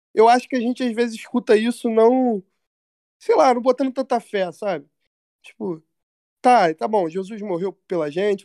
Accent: São Gonçalo, Rio de Janeiro, Brazil; eu sou de São Gonçalo, do Rio de Janeiro

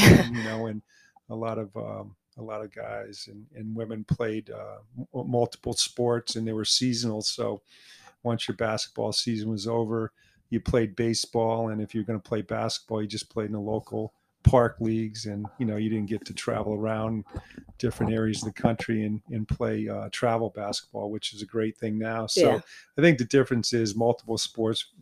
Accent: Groton, Connecticut, United States; I grew up in Groton, Connecticut

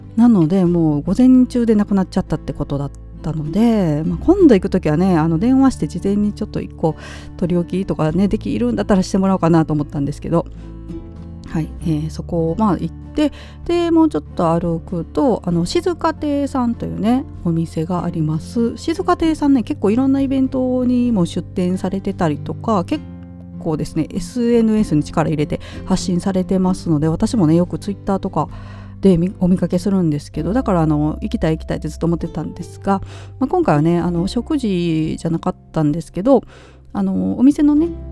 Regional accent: Ōyodo, Nara, Japan; moved away; 私の地元の大淀町

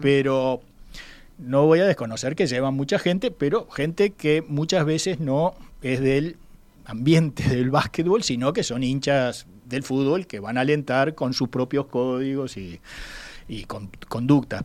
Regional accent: Uruguay; como cualquier uruguayo

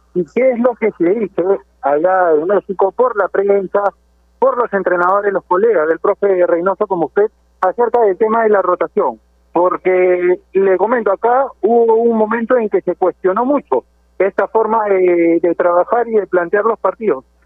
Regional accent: Chiclayo, Lambayeque, Peru; el club de mi tierra, en el Juan Aurich de Chiclayo

